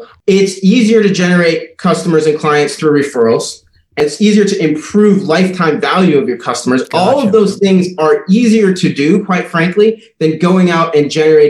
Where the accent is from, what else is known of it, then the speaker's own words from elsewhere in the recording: Liberia; also born or lived in Minneapolis, Minnesota, United States; So I grew up in West Africa. My parents, when I was 5 years old, joined a mission organization, and we moved from Minneapolis, Minnesota, across the ocean to Liberia in West Africa.